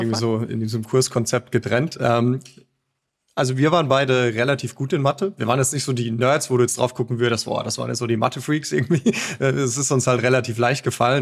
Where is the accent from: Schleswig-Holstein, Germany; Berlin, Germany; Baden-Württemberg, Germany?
Baden-Württemberg, Germany; Mosbach; Moosbach, das ist eine, eine Kleinstadt in Baden-Württemberg. Ganz, ganz grob näher Heidelberg